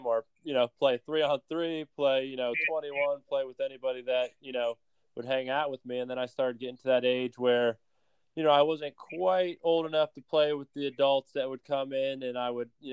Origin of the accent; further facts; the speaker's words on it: Pennsylvania, United States; now in Tampa, United States; I grew up in Pennsylvania about 45 minutes from the Maryland border